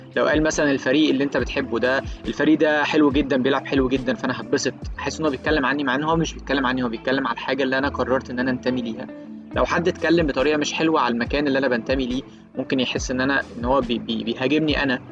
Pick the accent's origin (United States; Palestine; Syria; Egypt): Egypt; أنا شخص مصري عايش في القاهرة